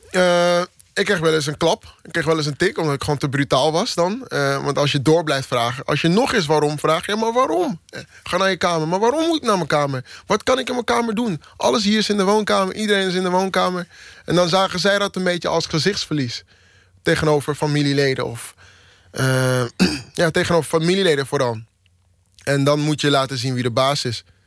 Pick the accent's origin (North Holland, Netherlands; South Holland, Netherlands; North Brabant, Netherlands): North Holland, Netherlands; Amsterdam; also born or lived in Maastricht; ik uit Amsterdam kom en in Amsterdam woon en in Amsterdam werk